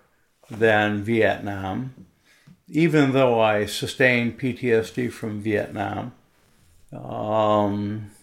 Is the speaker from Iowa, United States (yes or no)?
no; Maine, United States; also born or lived in Washington, D.C.; I was born in Washington, D.C., and at a young age moved to Maine, mm-hmm. went through high school in Maine